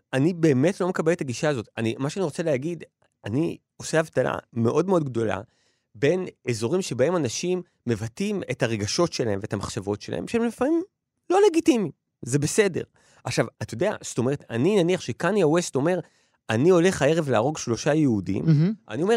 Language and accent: Hebrew; Ramat Gan, Tel Aviv District, Israel; אני לא גדלתי במשפחה, אני גדלתי ב... ב... בקרב חבורת אה, פרטיזנים שהתחבא ביערות של רמת גן